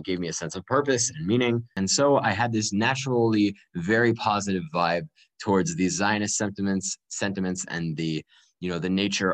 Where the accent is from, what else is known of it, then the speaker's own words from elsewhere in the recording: Baltimore, Maryland, United States; moved away as an adult; also born or lived in Perth, Australia; now in Jerusalem, Israel; I'm from Baltimore, Maryland. I moved to Israel when I was 18